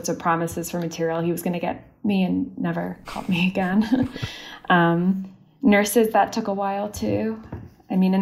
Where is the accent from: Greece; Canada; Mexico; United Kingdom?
Canada; also born or lived in Austria; now in United States; I'm Canadian